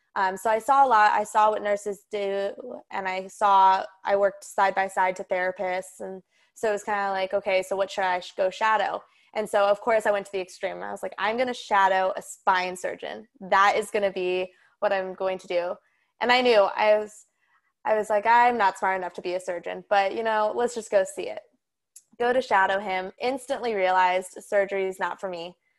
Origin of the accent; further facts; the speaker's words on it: Colorado, United States; moved away as an adult; also born or lived in Nebraska; I'm from Colorado, and I've been living in Colorado since, obviously, I was born, lived in the same house, same school district